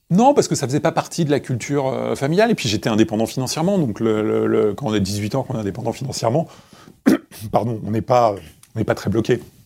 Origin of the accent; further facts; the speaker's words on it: Créteil, Île-de-France, France; je suis né à Créteil et j'ai grandi à Créteil